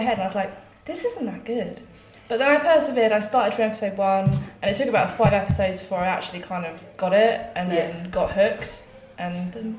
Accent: South East England, United Kingdom; I am from Surrey, which is sort of southwest of London.

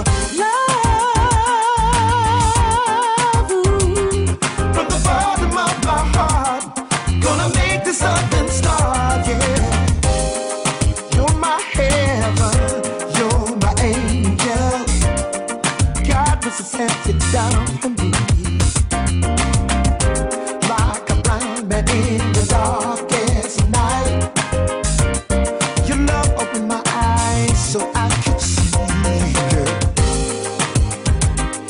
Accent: Melksham, South West England, United Kingdom; Growing up in Melsham Town, I used to listen to Robbie Vincent

